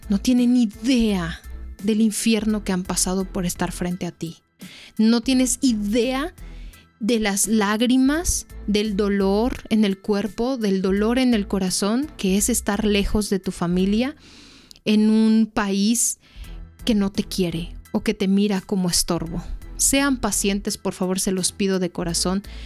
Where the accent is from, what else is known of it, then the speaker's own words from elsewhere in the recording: Mexico; uno como mexicano